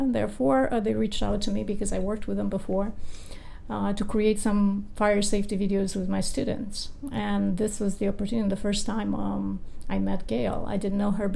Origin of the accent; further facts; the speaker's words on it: Romania; moved away as an adult; now in United States; I grew up in Romania in a country where there is no respect for law.